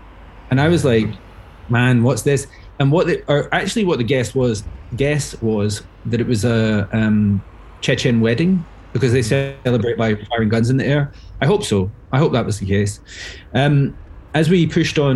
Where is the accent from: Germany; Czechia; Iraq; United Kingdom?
United Kingdom; Glasgow, Scotland; accent: Glaswegian; moved away as an adult; also born or lived in Dubai, United Arab Emirates; go as Glaswegian as possible